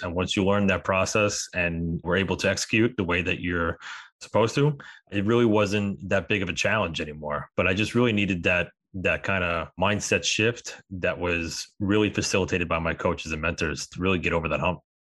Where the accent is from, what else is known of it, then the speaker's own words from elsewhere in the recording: New York, United States; We're both from New York